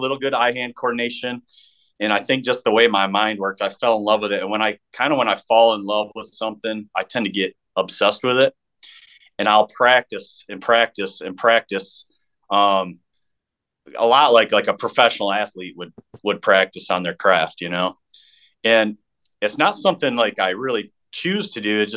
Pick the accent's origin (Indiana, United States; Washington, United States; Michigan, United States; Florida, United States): Michigan, United States; Jackson; we have a really big, bow shop in my hometown, or my old hometown of Jackson, Michigan